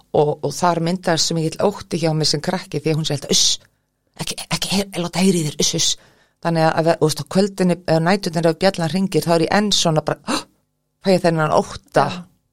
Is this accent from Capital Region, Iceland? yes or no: no; Keflavík, Southern Peninsula, Iceland; ólst upp í Keflavík í gettóinu